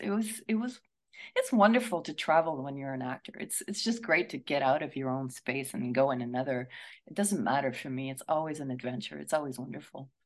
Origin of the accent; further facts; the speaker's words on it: Montreal, Quebec, Canada; now in Toronto, Canada; I'm from Montreal